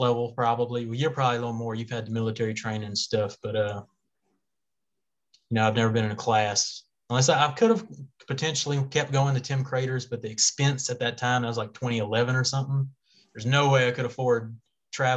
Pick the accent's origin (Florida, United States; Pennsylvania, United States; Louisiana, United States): Louisiana, United States; we're from Louisiana